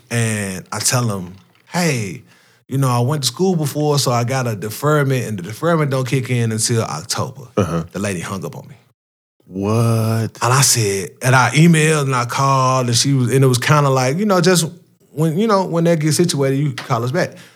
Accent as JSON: {"language": "English", "town": "Memphis", "region": "Tennessee", "country": "United States", "said": "Because I'm from Memphis."}